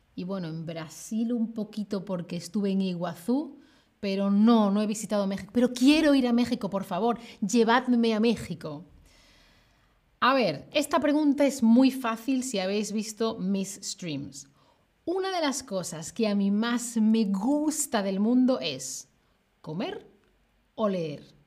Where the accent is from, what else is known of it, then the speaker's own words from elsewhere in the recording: Seville, Andalusia, Spain; yo soy de Sevilla